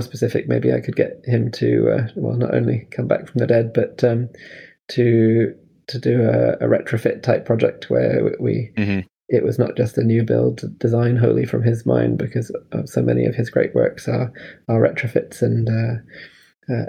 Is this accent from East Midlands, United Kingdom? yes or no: no; Scotland, United Kingdom; moved away as an adult; also born or lived in London / Los Angeles; I was growing up in Scotland and studying in university in London